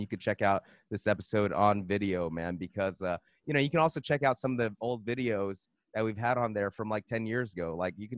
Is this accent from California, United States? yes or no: yes; Monterey Park, California, United States; I'm from Los Angeles. I'm born, you know, Monterey Park, San Gabriel Valley